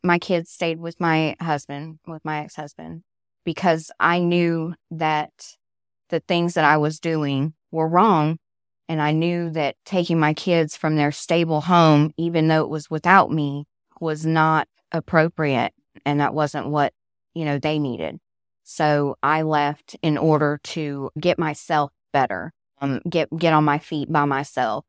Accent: Southern California, United States; moved away as an adult; now in Georgia, United States; I'm originally from Southern California. I moved out here to Georgia when I married my husband

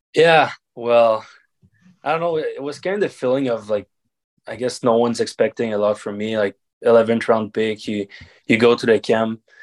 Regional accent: Varennes, Quebec, Canada; also born or lived in Charlottetown / Laval; I played hockey in my hometown. To, I mean, with the Blizzard of Varennes

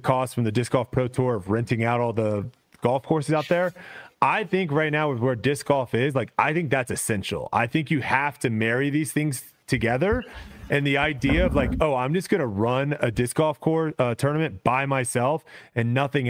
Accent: Texas, United States; it might be because I'm from Texas and it's a lot closer

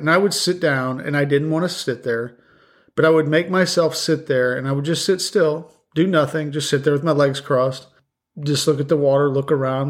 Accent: the West, United States; moved away; I'm from the West.

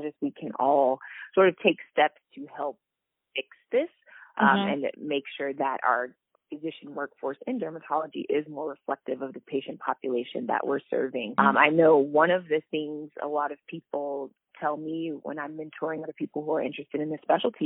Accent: Marietta, Georgia, United States; I grew up in Marietta, Georgia. It's right outside of Atlanta

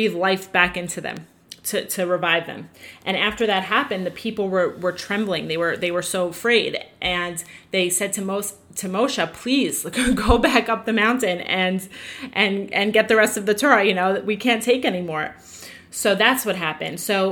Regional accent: the Five Towns, New York, United States; I grew up in the Five Towns

